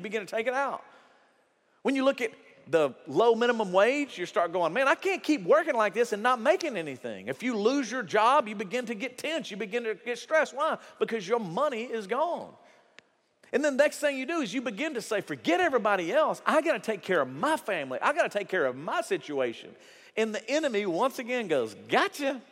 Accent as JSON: {"language": "English", "country": "United States", "said": "we're American."}